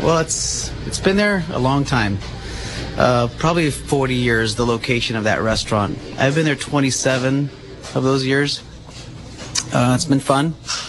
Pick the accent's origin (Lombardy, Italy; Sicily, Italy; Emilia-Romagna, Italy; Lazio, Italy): Sicily, Italy; now in Monterey, United States; I was born and raised in Sicily. My father was a commercial fisherman. That's how we ended up in Monterey.